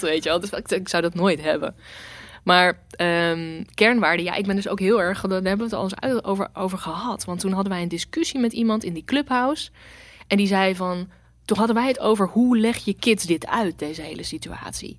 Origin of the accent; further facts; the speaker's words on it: Rotterdam, South Holland, Netherlands; ik ben Rotterdammer. Ik ben hier geboren. Ik ben hier grotendeels opgegroeid.